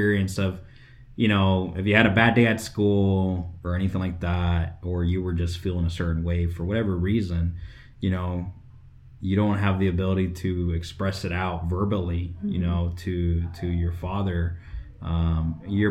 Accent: West Valley, Phoenix, Arizona, United States; I am born here in Arizona, born in Phoenix, but I grew up in the West Valley, which was very agricultural.

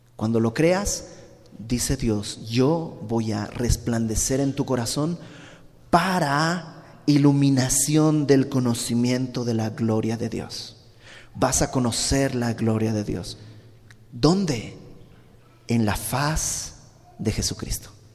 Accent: Bolivia; moved away; yo soy de Bolivia, ya lo sabes, y en Santa Cruz, que es donde vive mi familia

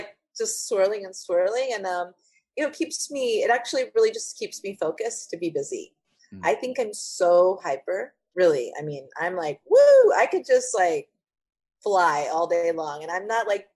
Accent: Texas, United States; also born or lived in Brownsville, Texas; I was born in Brownsville in South Texas, but came here when I was five

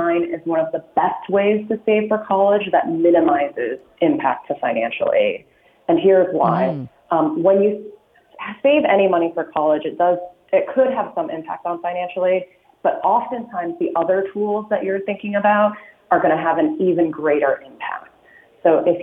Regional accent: Illinois, United States; now in California, United States; I'm originally from Illinois

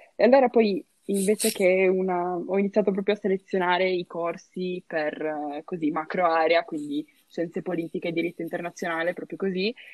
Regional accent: Turin, Piedmont, Italy; moved away as an adult; now in Trento, Italy; che vengo da Torino

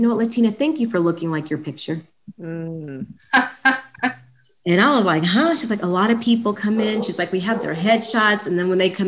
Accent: Indianapolis, Indiana, United States; moved away as an adult; also born or lived in Muncie, Indiana; I grew up in Indianapolis, Indiana, and about 17 years ago, about 2004, I moved out here from Indianapolis, Indiana

